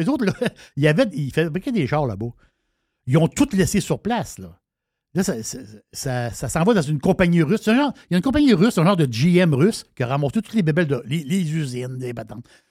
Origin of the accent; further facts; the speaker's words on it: Quebec City, Quebec, Canada; je suis de Québec